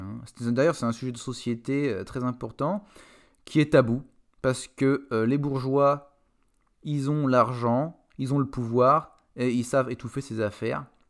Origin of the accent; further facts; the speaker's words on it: France; en tant que Français